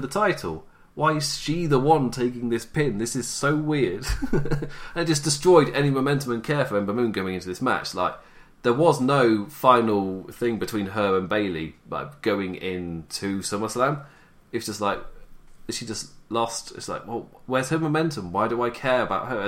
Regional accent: England, United Kingdom; I'm English

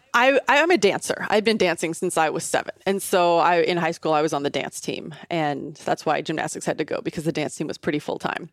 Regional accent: Southern Illinois, United States; I grew up in Southern Illinois, about twenty minutes outside of Saint Louis, so very small kind of farm town

